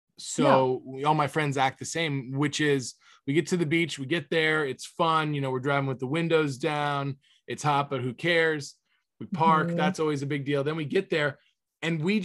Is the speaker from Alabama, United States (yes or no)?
no; Cape Coral, Florida, United States; moved away; where I grew up in Cape Coral